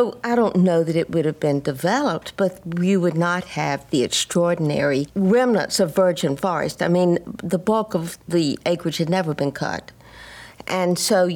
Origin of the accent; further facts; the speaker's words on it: Columbia, South Carolina, United States; also born or lived in New Orleans; I grew up in Columbia